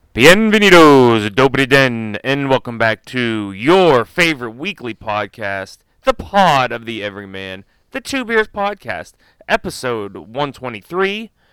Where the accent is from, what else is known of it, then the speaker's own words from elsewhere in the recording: Pittsburgh, Pennsylvania, United States; I'm from Pittsburgh